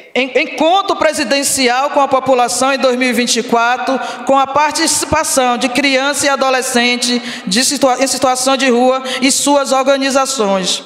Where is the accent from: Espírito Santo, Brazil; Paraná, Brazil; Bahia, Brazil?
Bahia, Brazil; Sou natural da Bahia